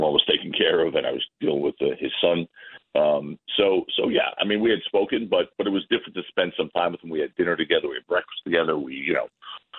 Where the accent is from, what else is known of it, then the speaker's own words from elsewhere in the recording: New York, United States; I'm a New Yorker